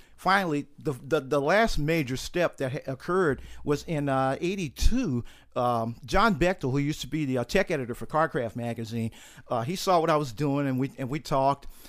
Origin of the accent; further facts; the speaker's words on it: St. Louis, Missouri, United States; moved away as an adult; also born or lived in Utah; I grew up in Saint Louis, Missouri